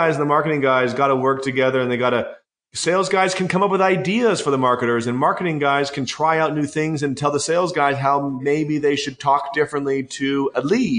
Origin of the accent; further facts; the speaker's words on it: Canada; I'm Canadian